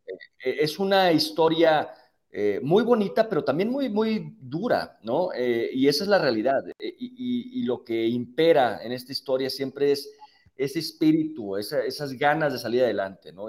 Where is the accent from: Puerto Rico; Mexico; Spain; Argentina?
Mexico; somos todos de México